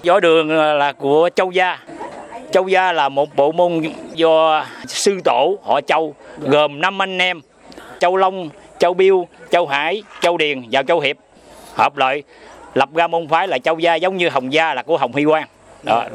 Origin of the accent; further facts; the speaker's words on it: Vietnam; now in Queensland, Australia; mình là cũng là người Việt Nam, mình xuất phát từ Việt Nam